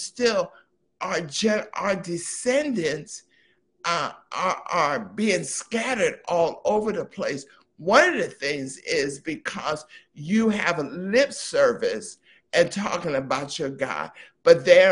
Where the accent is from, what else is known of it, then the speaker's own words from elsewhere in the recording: East Coast, United States; I'm from the East Coast